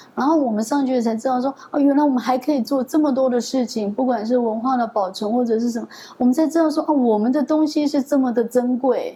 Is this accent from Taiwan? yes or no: yes; Pingtung County, Taiwan; moved away; 我们的故乡屏东来宜乡